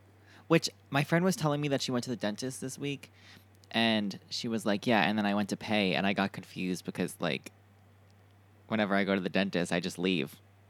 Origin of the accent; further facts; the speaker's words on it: Montreal, Quebec, Canada; moved away; I got to my hometown of Montreal